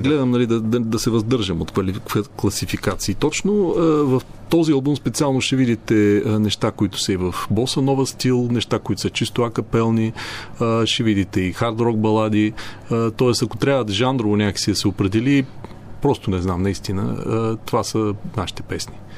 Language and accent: Bulgarian; Sliven, Sliven Province, Bulgaria; Ние двамата сме от Сливен